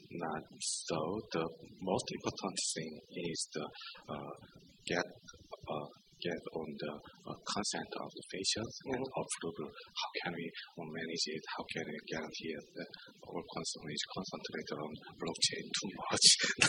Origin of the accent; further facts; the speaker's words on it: South Korea; I come from South Korea.